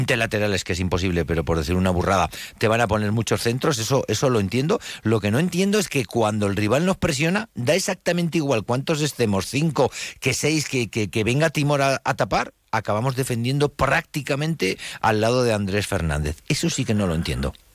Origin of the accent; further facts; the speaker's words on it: Huesca, Aragon, Spain; somos de aquí de Huesca